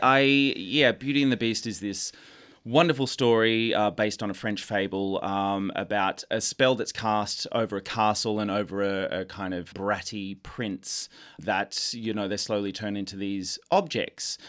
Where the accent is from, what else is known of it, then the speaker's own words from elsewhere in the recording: Melbourne, Victoria, Australia; I'm from Melbourne, this tiny seaside town called Seaford, just near Frankston in the south